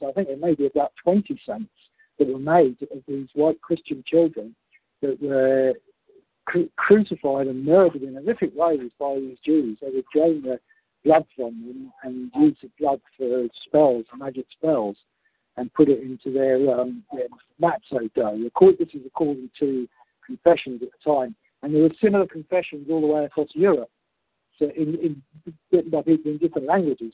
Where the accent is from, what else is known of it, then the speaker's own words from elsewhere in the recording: United Kingdom; our collective unity as British people